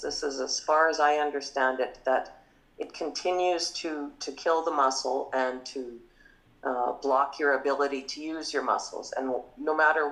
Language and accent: English; Morris, Manitoba, Canada; we grew up in small town Morris